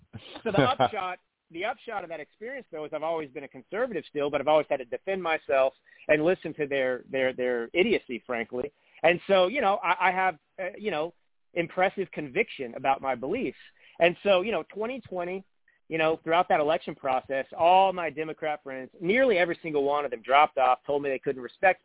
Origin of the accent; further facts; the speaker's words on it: Texas, United States; moved away as an adult; also born or lived in Italy / California; now in Napa Valley, United States; I grew up in Texas, but I haven't lived there since I was 18. But I lived in Italy for about 5 years.